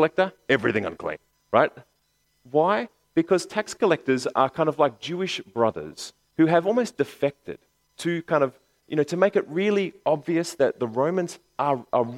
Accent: Bankstown, New South Wales, Australia; I grew up in Bankstown

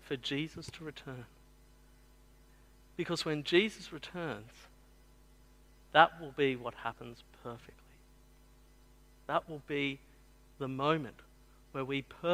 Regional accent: the Southwest, New South Wales, Australia; I grew up in the Southwest

